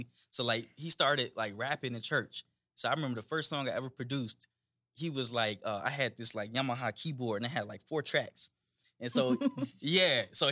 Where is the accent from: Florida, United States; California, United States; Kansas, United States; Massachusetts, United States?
Florida, United States; Daytona Beach; moved away; I was born and raised in Daytona